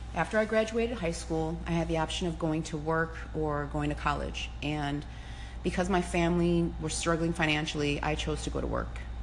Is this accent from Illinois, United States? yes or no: yes; Cicero, Illinois, United States; I grew up in Cicero, uh, which was a tough neighborhood